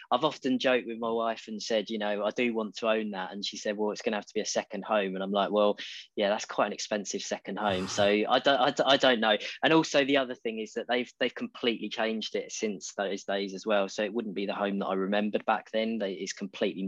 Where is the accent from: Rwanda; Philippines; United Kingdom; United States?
United Kingdom; Brentwood, East of England; moved away as an adult; also born or lived in Devon; I'm an Essex boy, born and bred. But yeah, it's not often referred to as that. So yes, I grew up there.